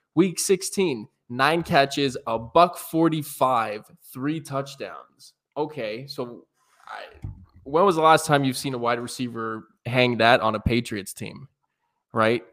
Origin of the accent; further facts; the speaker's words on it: Canada; Two good old Canadian boys